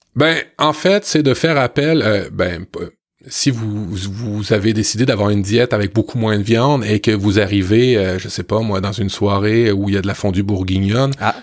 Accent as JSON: {"language": "French", "country": "Canada", "said": "chez nous au Canada"}